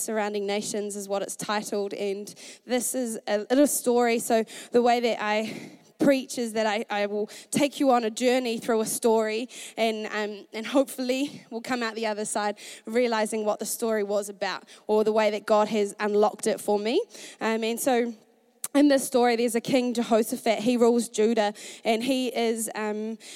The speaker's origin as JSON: {"language": "English", "town": "Masterton", "region": "Wellington", "country": "New Zealand", "tie": "born or raised there", "moved": "as an adult", "lives_now": "Dunedin, New Zealand", "said": "I grew up in Masterton, a small town in the North Island, and I grew up with two brothers, and we grew up on a farm"}